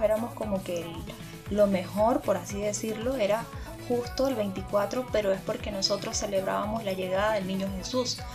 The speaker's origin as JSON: {"language": "Spanish", "country": "Venezuela", "said": "nosotros como venezolanos"}